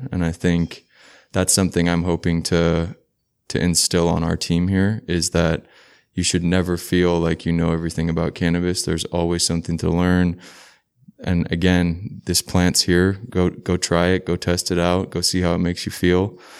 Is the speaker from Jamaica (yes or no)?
yes; Kingston, Surrey, Jamaica; now in Seattle, United States; So I'm originally from Kingston, Jamaica, but I moved to Seattle when I was relatively young. And I basically would consider myself from Seattle, but from Jamaica.